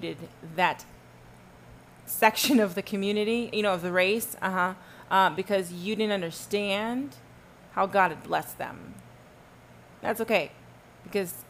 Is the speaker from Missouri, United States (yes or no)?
no; Texas, United States; I'm from Texas